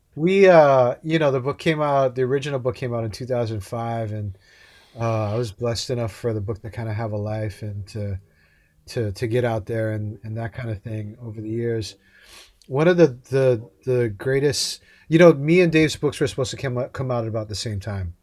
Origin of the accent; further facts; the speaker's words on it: Hawaii, United States; I grew up in Hawaii.